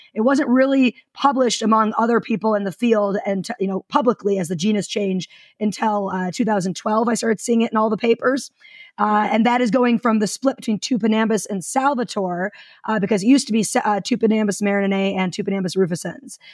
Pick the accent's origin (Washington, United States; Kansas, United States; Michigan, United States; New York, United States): Michigan, United States; suburbs of Detroit; moved away; I'm originally from Michigan. Uh, like most people from the suburbs of Detroit, where like 75% of the state uh, resides. And I grew up in wetlands